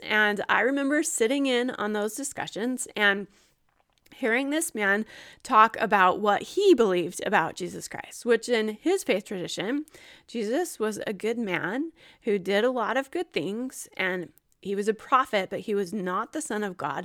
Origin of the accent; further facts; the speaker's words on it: Gilbert, Arizona, United States; moved away as an adult; also born or lived in Utah / Ohio; I was born in Utah, raised in Arizona